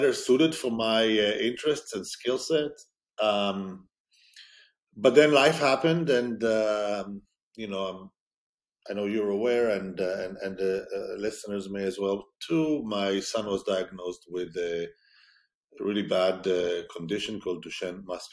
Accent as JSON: {"language": "English", "country": "Israel", "tie": "born or raised there", "said": "growing up in Israel, the army piece is not discretionary."}